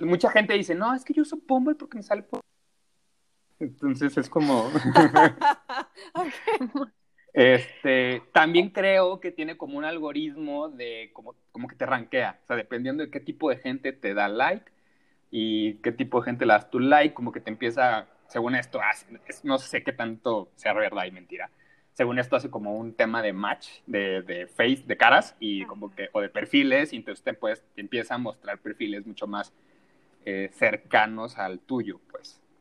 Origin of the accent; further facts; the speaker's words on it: Sinaloa, Mexico; also born or lived in Culiacán; now in Mexico City, Mexico; yo soy de Sinaloa, radico en la Ciudad de México